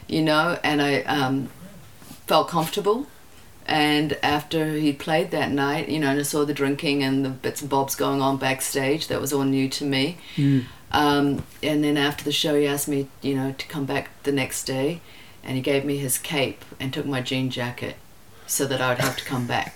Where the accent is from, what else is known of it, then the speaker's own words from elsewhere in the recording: Wellington, New Zealand; I grew up in Plymouth or Mana, and then we moved to Hataitai